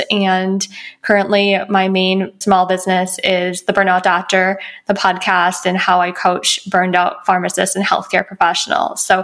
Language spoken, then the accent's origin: English; Midwest, United States; moved away as an adult; now in Los Angeles, United States; I moved out from the Midwest and completed my bachelor degree and my doctor of pharmacy degree.